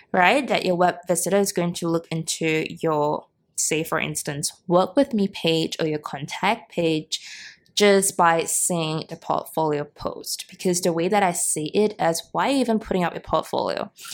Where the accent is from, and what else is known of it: Singapore; born or raised there